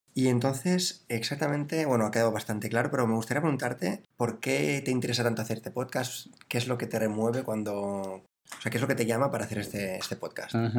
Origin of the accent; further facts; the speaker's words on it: Barcelona, Catalonia, Spain; nací en Barcelona